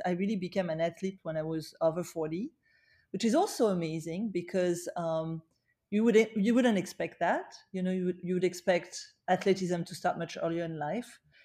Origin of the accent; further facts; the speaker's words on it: Paris, Île-de-France, France; now in New York, United States; I, I was born in Paris, uh, but I chose to spend my life in New York.